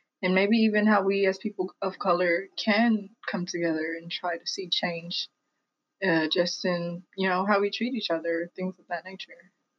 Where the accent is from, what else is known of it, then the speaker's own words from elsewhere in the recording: United States; I was born in America for the first time in my like family.